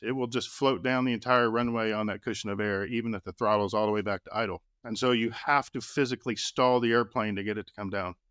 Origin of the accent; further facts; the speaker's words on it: Austin, Texas, United States; When I was a kid growing up in Austin, Texas